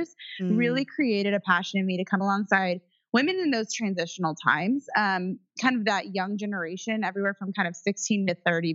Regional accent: Indiana, United States; I was raised in Indiana in the cornfield

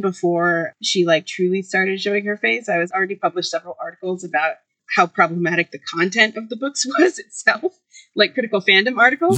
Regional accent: Boston, Massachusetts, United States; also born or lived in Cambridge, Massachusetts; I was born in Boston

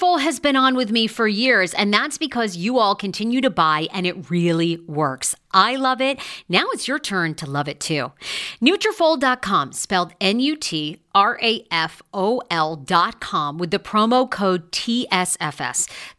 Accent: Baltimore, Maryland, United States; I'm feeling good. I'm from Baltimore.

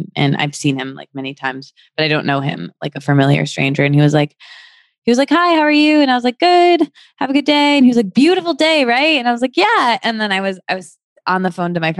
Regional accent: Midwest, United States; now in Los Angeles, United States; I'm from the Midwest where it's cold all the time

